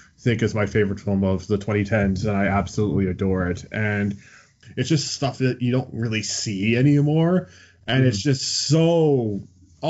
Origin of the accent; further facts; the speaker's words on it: Johannesburg, Gauteng, South Africa; moved away; I was born in Johannesburg, South Africa. So this is way back in the day when I was back in South Africa.